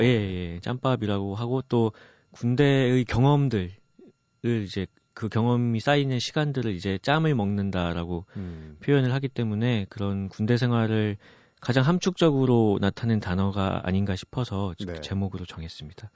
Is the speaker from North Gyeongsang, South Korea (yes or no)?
no; Goyang, Gyeonggi Province, South Korea; 제가 일산에서 고등학교를 다녔는데요